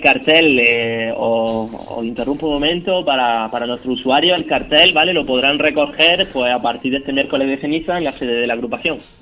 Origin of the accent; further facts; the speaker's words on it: Jaén, Andalusia, Spain; nuestra ciudad